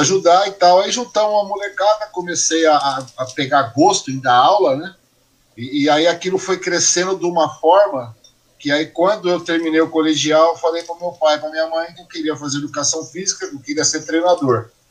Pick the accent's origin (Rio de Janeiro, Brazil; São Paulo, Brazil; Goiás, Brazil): São Paulo, Brazil; São Sebastião; sou nascido e criado em São Sebastião